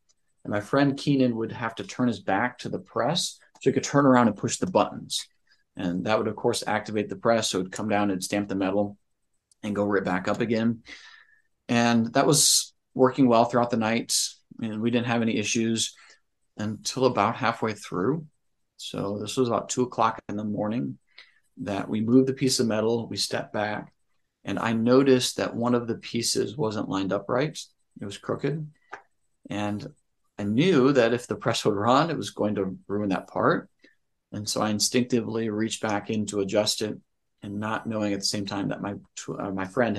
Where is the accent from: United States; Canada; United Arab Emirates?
United States; Northwest Ohio; I am from Northwest Ohio, small town